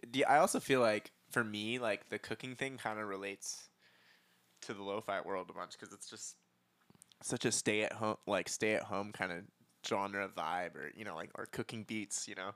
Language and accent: English; San Diego, California, United States; moved away as an adult; now in Los Angeles, United States; I'm from San Diego, but I've been in L A for the last six years.